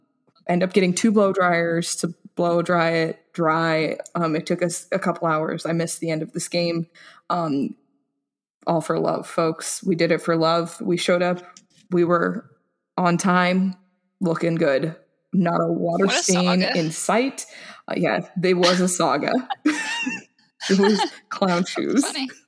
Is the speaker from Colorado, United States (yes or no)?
yes; Colorado Springs, Colorado, United States; also a hometown team growing up in Colorado Springs.